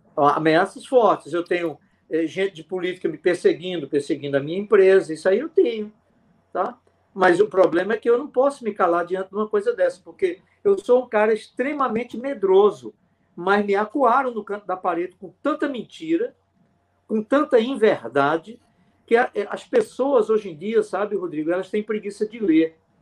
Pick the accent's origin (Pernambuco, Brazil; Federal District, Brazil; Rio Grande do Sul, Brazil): Pernambuco, Brazil; sertão of; Eu fui criado com panela de alumínio, eu sou do sertão de Pernambuco